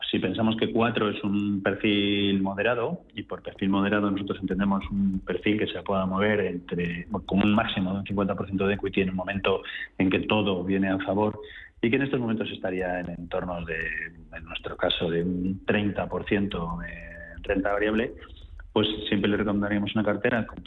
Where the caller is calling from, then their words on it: Seville, Andalusia, Spain; de Sevilla.